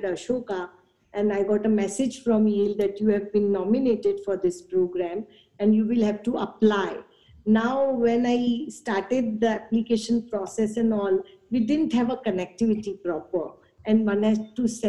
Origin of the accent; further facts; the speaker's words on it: Mumbai, Maharashtra, India; I was born and raised in Mumbai